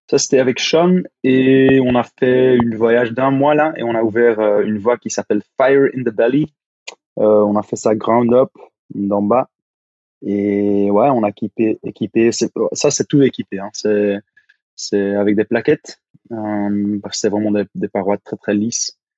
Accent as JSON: {"language": "French", "region": "Flanders", "country": "Belgium", "second_language": "French", "said": "Ah oui. T'as pas entendu mon accent encore"}